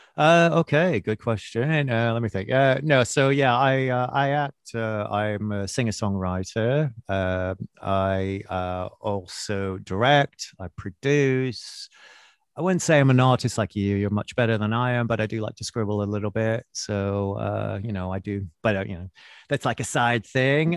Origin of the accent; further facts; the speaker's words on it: Winnipeg, Manitoba, Canada; moved away as an adult; also born or lived in Vancouver; now in London, United Kingdom; I was born in Vancouver, which is a beautiful city and a nice place, but it's not as glamorous as that. I, I, I moved, my parents moved when I was quite young, and I actually grew up in Winnipeg, Manitoba